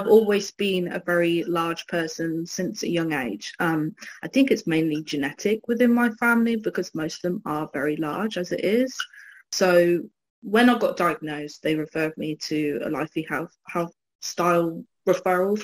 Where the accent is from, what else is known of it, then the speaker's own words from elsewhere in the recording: Newbury, South East England, United Kingdom; also born or lived in London; my family are all from Newbury. I'm from Newbury, West Berkshire, England